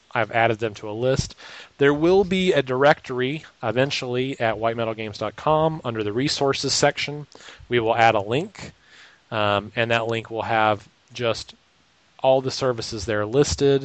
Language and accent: English; Raleigh, North Carolina, United States; Raleigh, North Carolina, which is my hometown where I live